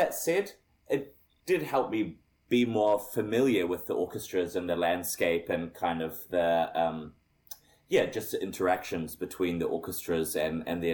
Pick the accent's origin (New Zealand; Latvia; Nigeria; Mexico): New Zealand; as a New Zealander because I grew up here